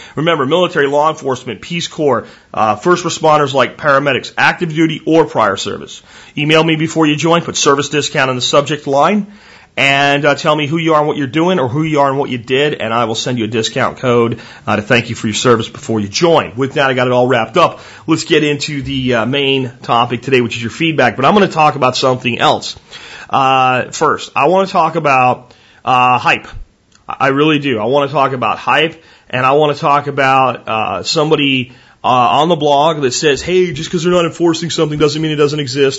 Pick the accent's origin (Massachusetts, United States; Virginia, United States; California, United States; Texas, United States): Texas, United States; I am from Texas